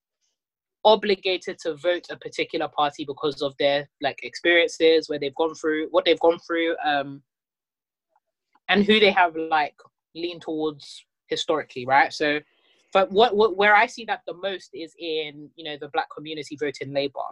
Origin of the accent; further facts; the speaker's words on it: London, United Kingdom; I'm someone that has been born and raised in North London, Tottenham specifically